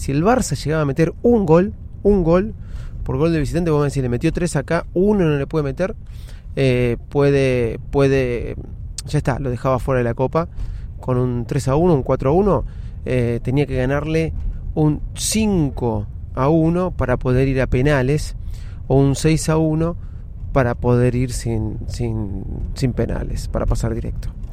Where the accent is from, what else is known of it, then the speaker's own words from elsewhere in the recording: Argentina; Somos argentinos